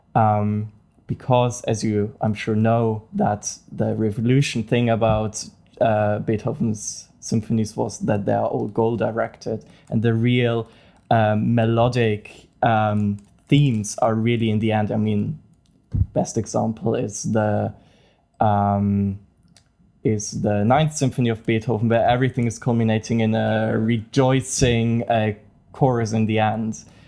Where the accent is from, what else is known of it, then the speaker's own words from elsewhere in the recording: Bavaria, Germany; English is a second language; moved away as an adult; also born or lived in Munich; now in Dublin, Ireland; I'm from Germany um, more specifically from Bavaria, so South Germany. And really, I grew up really near to the Austrian border, near Salzburg.